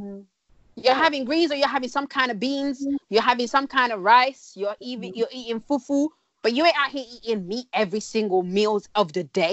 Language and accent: English; DR Congo; born there; when I was younger, this is like the 90s, because I was born in Congo.